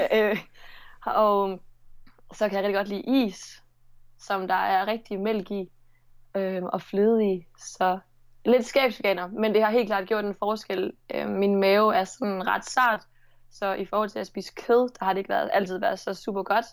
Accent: Nordborg, Southern Denmark, Denmark; accent: Southern Jutlandic; also born or lived in Sønderborg; jeg kommer fra Nordborg

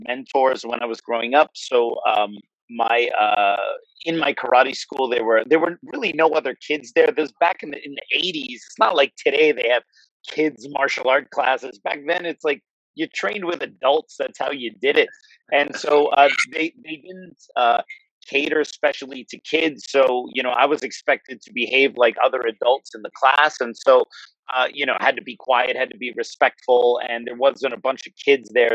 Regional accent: New Jersey, United States; I grew up in New Jersey, so I'm kind of an East Coast guy

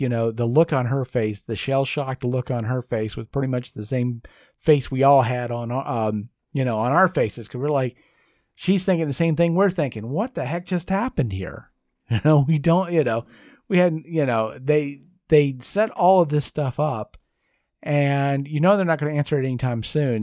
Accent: United States; I'm an American

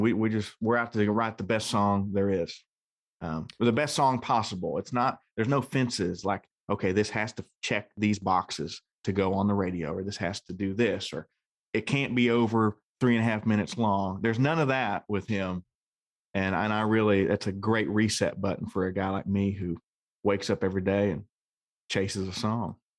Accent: Ohio, United States; I'm from Ohio

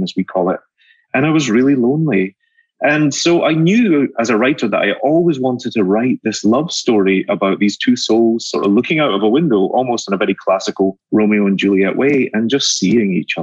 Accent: Glasgow, Scotland, United Kingdom; now in New York, United States; I grew up in Glasgow, Scotland. I live in New York now, but I'm a Scotsman that lives in New York

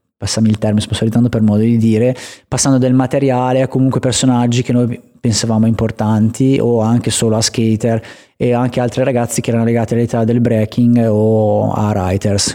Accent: Vigevano, Lombardy, Italy; negli spot che, mm, nel quale sono cresciuto anche a livello skatistico

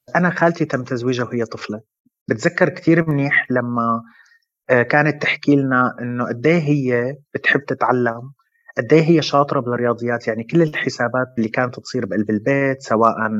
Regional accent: Syria; now in Lebanon; أنا من سوريا ومقيم بلبنان من 8 سنين

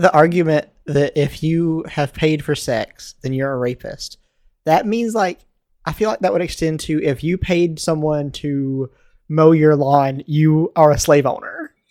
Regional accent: Baltimore, Maryland, United States; I'm from Baltimore

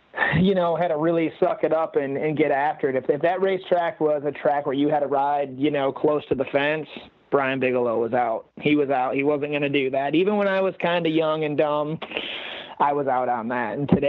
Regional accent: Canada; So I'm going to contradict myself and said, you know, I grew up in Canada riding all these pea gravel tracks and so on.

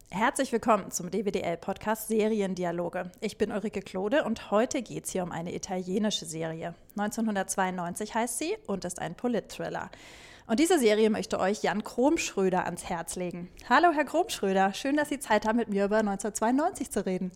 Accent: Germany; ich bin Deutsche

